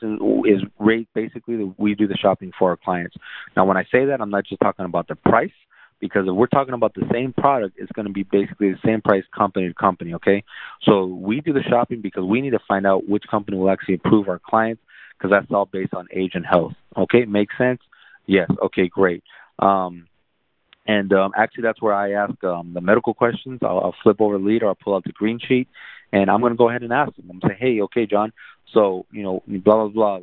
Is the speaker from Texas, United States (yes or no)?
yes; San Antonio, Texas, United States; also born or lived in South Korea; I grew up in San Antonio